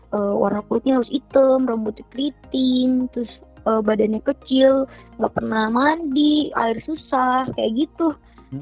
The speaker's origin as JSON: {"language": "Indonesian", "area": "Lombok", "region": "West Nusa Tenggara", "country": "Indonesia", "also_born_or_lived": "Jakarta, Indonesia", "moved": "yes", "said": "aku bilang dari Lombok"}